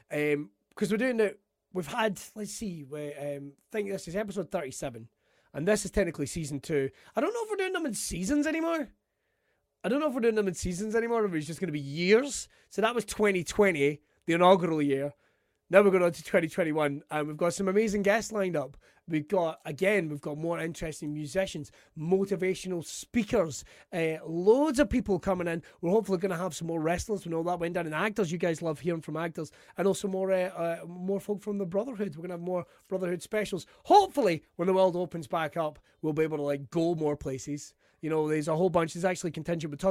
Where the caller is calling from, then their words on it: Scotland, United Kingdom; I'm broadcasting from Ayrshire, right?